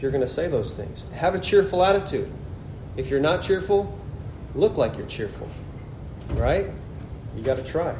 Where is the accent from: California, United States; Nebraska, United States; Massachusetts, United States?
Nebraska, United States; moved away as an adult; I'm from Nebraska too.